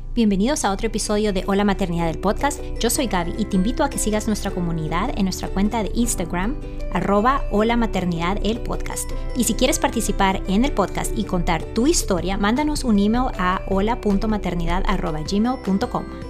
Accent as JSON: {"language": "Spanish", "country": "El Salvador", "moved": "yes", "lives_now": "Virginia, United States", "said": "yo soy salvadoreña"}